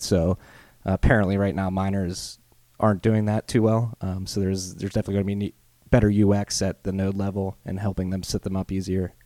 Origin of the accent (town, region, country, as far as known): United States